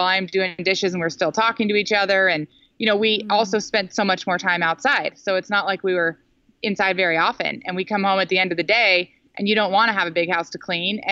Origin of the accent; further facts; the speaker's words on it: Silicon Valley, Bay Area, California, United States; moved away; I grew up in Silicon Valley in the Bay Area